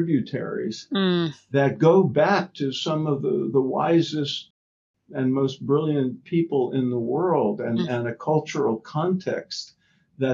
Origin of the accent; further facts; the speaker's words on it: New York, United States; I grew up in New York